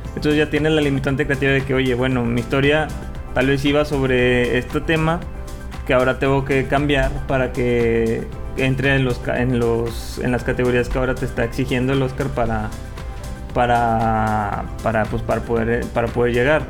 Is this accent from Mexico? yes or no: yes; Mexico; yo como un mexicano